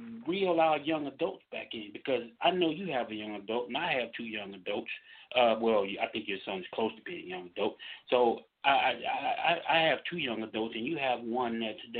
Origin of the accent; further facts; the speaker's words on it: Mississippi, United States; I grew up down in Mississippi